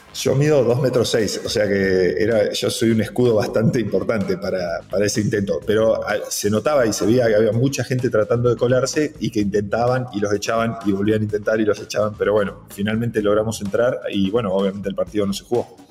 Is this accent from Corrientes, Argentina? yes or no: no; 9 de Julio, Buenos Aires Province, Argentina; somos prácticamente los dos nueve julienses